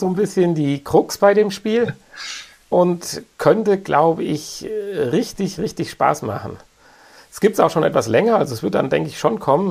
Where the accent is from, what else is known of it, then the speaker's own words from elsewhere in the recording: Germany; bei uns in Deutschland